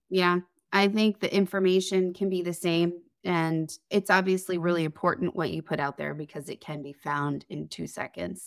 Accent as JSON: {"language": "English", "region": "Connecticut", "country": "United States", "moved": "yes", "said": "I'm originally from Connecticut."}